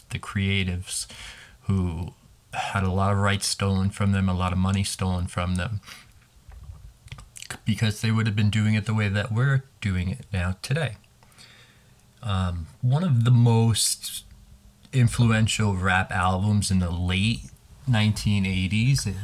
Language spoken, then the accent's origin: English; New York City, New York, United States; here in New York City. As a New Yorker